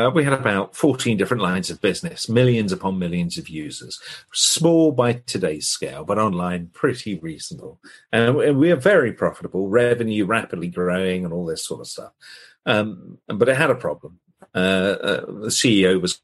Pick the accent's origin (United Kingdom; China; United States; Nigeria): United Kingdom; I'm British